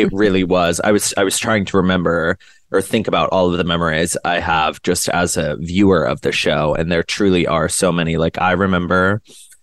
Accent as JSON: {"language": "English", "region": "Maryland", "country": "United States", "tie": "born or raised there", "also_born_or_lived": "Washington, D.C.", "said": "I grew up in the D.C. area. I grew up in Maryland, but I went to my school was in D.C."}